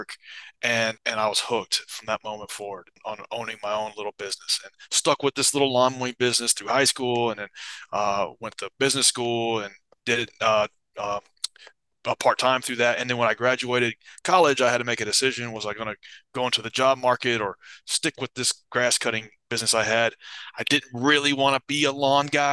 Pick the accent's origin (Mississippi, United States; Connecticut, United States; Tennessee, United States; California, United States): Tennessee, United States; Nashville; I grew up in Nashville, Tennessee, in the United States